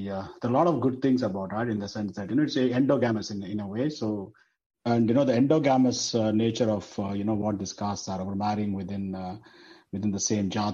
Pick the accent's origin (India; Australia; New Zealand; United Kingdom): India; Chennai, Tamil Nadu; first language Telugu; English is a second language; moved away; also born or lived in Andhra Pradesh; I come from Chennai. I know about Vellalar churches, Nadar churches, and go to Andhra, which is my homeland.